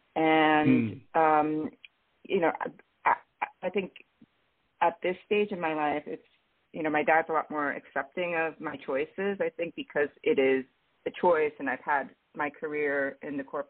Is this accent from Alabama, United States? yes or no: no; New York, United States; moved away as an adult; also born or lived in Boston; now in Los Angeles, United States; I was born in New York. I lived between New York and Boston, so I was an East Coaster my entire life